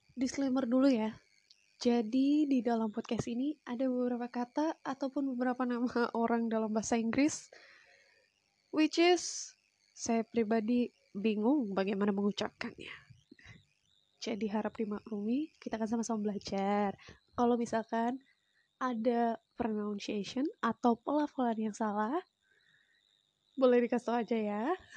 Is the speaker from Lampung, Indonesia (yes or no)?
yes; Lampung, Indonesia; now in Yogyakarta, Indonesia; Asalnya dari Lampung